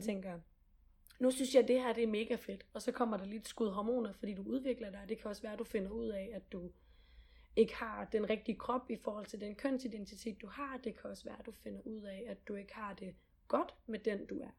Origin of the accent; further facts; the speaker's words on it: Gram, Southern Denmark, Denmark; Gram, hvor jeg kommer fra ja. i Sønderland.